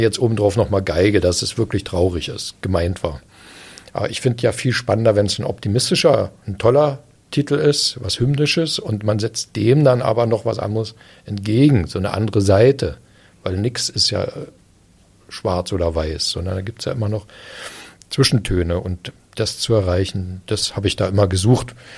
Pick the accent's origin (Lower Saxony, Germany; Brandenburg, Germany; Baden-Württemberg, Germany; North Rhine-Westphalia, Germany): Brandenburg, Germany; Eisenhüttenstadt; ich bin ja in Eisenhüttenstadt groß geworden